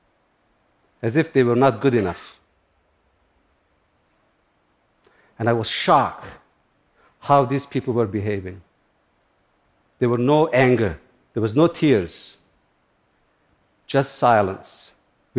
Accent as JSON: {"language": "English", "country": "Turkey", "tie": "born or raised there", "also_born_or_lived": "upstate New York, United States", "moved": "yes", "lives_now": "United States"}